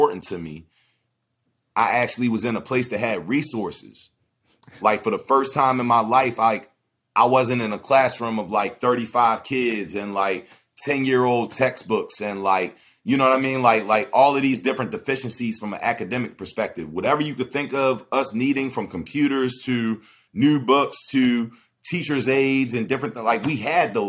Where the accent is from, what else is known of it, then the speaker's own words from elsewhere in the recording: Baltimore, Maryland, United States; also born or lived in Howard County, Maryland; I grew up in West Baltimore, but I went to high school in Howard County